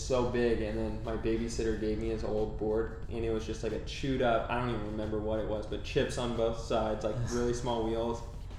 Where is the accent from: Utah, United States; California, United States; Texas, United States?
California, United States; Huntington Beach; also born or lived in Sacramento; And then we moved to Laguna, lived there for a few years and just skateboarded, moved to Huntington Beach, and I guess that's probably where I would say I'm from, you know, spent the most time there.